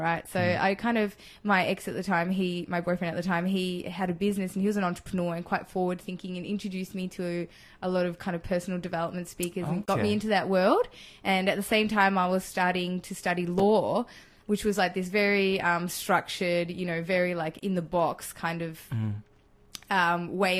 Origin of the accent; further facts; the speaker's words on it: Australia; also born or lived in Chile; when I came here to Australia, I kind of brought over that energy of South America, I guess, and growing up with a whole bunch of white kids in a white suburb